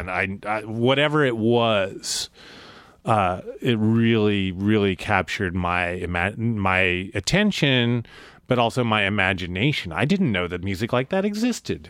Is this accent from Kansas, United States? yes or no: yes; Topeka, Kansas, United States; moved away as an adult; also born or lived in Missoula, Montana / Lawrence, Kansas; I grew up in Topeka, Kansas